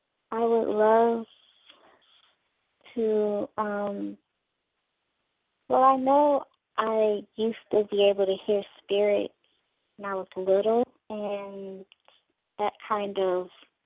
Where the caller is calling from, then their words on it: Nashville, Tennessee, United States; from Nashville, Tennessee.